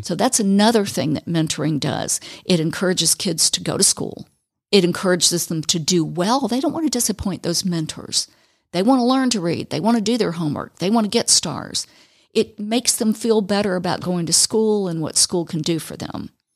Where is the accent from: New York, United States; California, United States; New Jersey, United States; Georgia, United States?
Georgia, United States; Fulton County; moved away as an adult; also born or lived in Panama City, Florida; I grew up in Fulton County